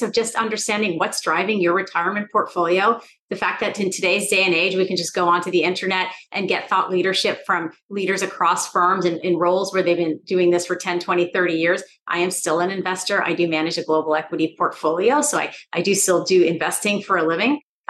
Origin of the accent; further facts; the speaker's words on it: Stockton, California, United States; I grew up in Stockton, California